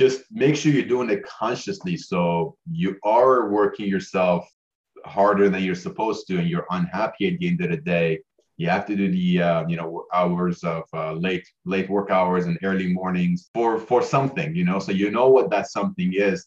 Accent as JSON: {"language": "English", "country": "Iran", "tie": "born or raised there", "also_born_or_lived": "Canada / United States", "moved": "yes", "lives_now": "New Zealand", "said": "I was born in Iran. So worked, you know, grew up in a third world country, very family oriented, more family than outsiders."}